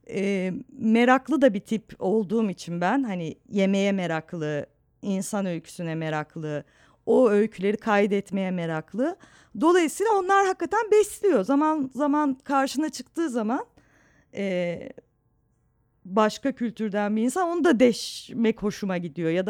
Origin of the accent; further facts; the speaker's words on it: Istanbul, Turkey; Çatalçeşme e, Suadiye ile Bostancı'nın arasında çok tatlı eski bir semttir. E, çocukluğum da orada geçti.